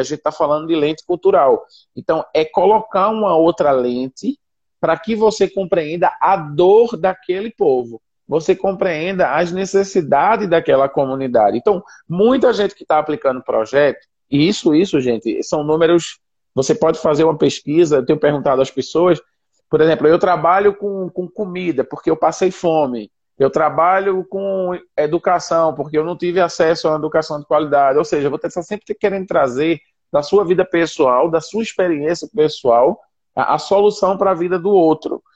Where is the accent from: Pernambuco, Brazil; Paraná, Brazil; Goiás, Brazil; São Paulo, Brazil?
Pernambuco, Brazil; Recife; moved away as an adult; now in Senegal; sou de Recife